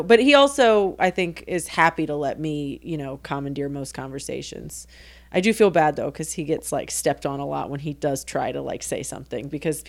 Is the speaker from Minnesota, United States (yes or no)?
no; New Orleans, Louisiana, United States; my neighborhood, I grew up in Broadmoor off Fontainebleau.